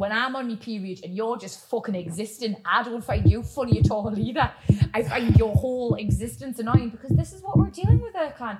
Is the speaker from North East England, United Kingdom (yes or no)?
yes; Newcastle upon Tyne, North East England, United Kingdom; accent: Geordie